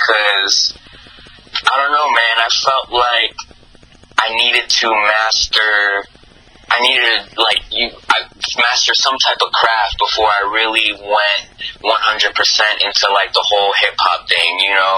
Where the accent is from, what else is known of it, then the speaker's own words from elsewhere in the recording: Colombia; I grew up in Colombia